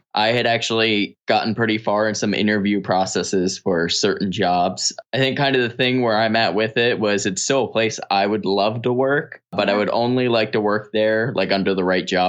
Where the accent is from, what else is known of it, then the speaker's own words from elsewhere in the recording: Pennsylvania, United States; moved away; I'm from Pennsylvania.